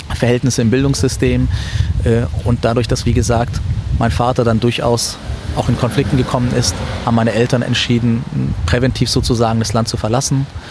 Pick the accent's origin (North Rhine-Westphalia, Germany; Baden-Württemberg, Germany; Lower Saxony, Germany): Baden-Württemberg, Germany; Ulm; moved away as an adult; also born or lived in Syria; now in Frankfurt, Germany; Ich bin in Ulm aufgewachsen